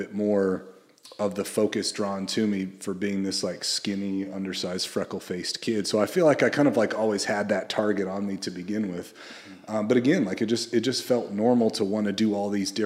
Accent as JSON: {"language": "English", "region": "Central Coast of California", "country": "United States", "tie": "born or raised there", "said": "when I was a kid, I grew up on the Central Coast of California, and I was raised primarily by my mom"}